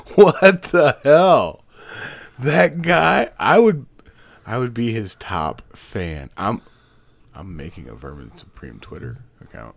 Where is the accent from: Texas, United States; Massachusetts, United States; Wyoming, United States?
Massachusetts, United States; Boston; I'm from Boston.